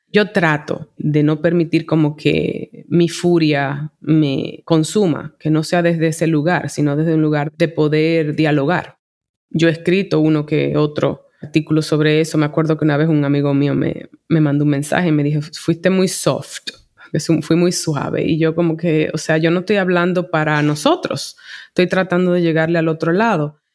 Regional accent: Santo Domingo, Dominican Republic; moved away as an adult; also born or lived in New York City, United States; soy de Santo Domingo, aquí me crié, pero en la segunda etapa de mi vida, desde los veintiún años, por veinte años más, yo me desarrollé en la ciudad de Nueva York

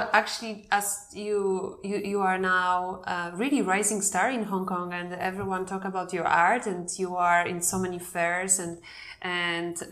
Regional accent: Poland; I'm from Poland

